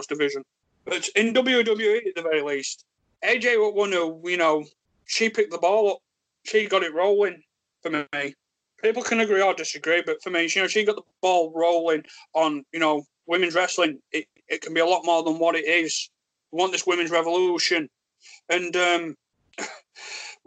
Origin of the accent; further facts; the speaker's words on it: Yorkshire and the Humber, United Kingdom; accent: Yorkshire; stupid Yorkshire accent